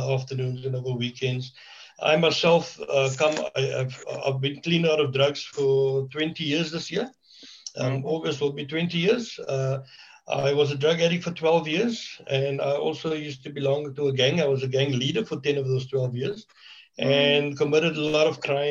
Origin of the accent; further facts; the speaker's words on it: Cape Town, Western Cape, South Africa; moved away as an adult; now in George, South Africa; I'm a born Cape Townian. I was born and raised